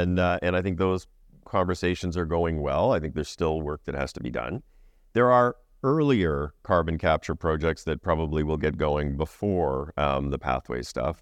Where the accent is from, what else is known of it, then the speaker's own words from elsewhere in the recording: Saskatoon, Saskatchewan, Canada; moved away; I grew up in Saskatoon.